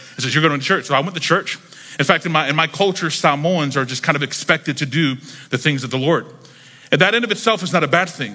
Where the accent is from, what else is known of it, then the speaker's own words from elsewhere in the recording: Jacksonville, North Carolina, United States; moved away as an adult; now in Miami, United States; I grew up in North Carolina